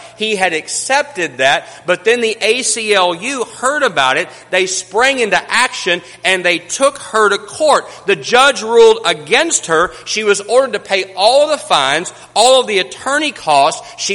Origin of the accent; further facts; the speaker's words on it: Kermit, Texas, United States; I was born on May the 24th, 1972 in Kermit, Texas.